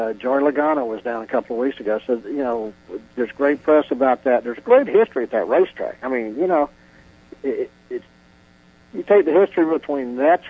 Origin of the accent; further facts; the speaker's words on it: Georgia, United States; also born or lived in Florida; We're from Georgia. I say it this way. I was born in Florida, but by the grace of God, I've turned into a Georgia boy. Lived there quite, you know, probably a large portion of my life I've lived in Georgia. I went to school there.